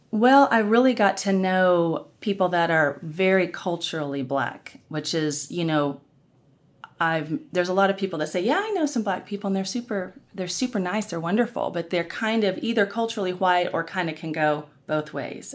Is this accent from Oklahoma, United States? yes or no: yes; Norman, Oklahoma, United States; I grew up in Norman, Oklahoma